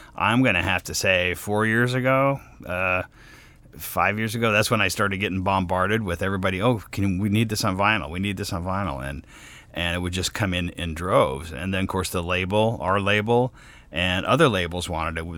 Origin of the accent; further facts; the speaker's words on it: Sacramento, California, United States; moved away; also born or lived in Los Angeles, United States; since Sacramento was my hometown